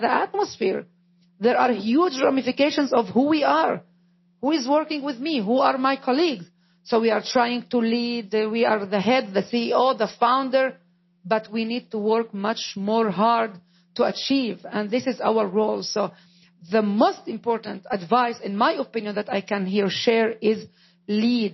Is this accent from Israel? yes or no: yes; Israel; first language Arabic; English is a second language; I am an Israeli, but not a Jew. I am an Arab, but not a Muslim. I am a minority within the Arab minority. My mother tongue is Arabic.